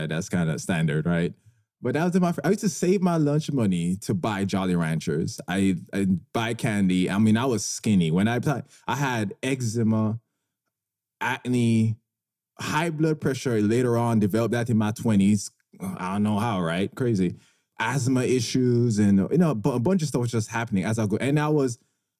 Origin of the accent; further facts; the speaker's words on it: Jamaica; moved away; I grew up in a warmer climate. I grew up in Jamaica, and I played sports growing up.